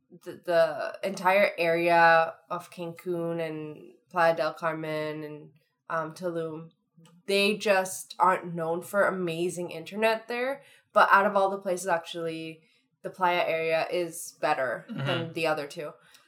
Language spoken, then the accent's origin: English; Thornhill, Ontario, Canada; Oh, I'm from Thornhill, like 20 minutes down the street from you.